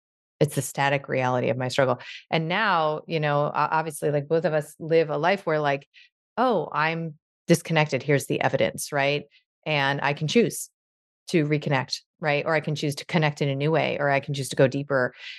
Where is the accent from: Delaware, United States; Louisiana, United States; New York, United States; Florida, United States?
New York, United States; You know, I'm a New Yorker, I'm a doctor, I'm a liberal, I'm a this